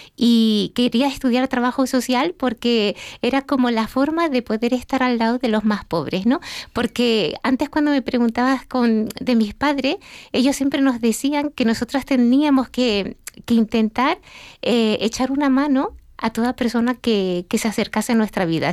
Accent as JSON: {"language": "Spanish", "area": "Gran Canaria", "region": "Canary Islands", "country": "Spain", "said": "Canaria, Canariona, de la isla de Gran Canaria."}